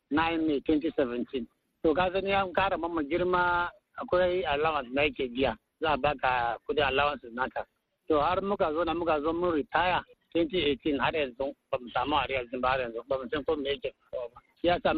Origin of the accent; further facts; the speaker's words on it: Kaduna, Kaduna State, Nigeria; moved away as an adult; now in Maiduguri, Nigeria; ni dan Kaduna ne